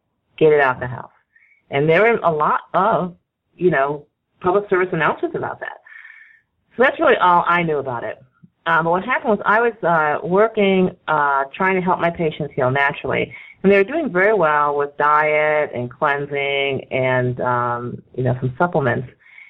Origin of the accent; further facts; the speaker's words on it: the North, United States; Exactly. I'm from the North. I was born in the North, and my mother was a total city girl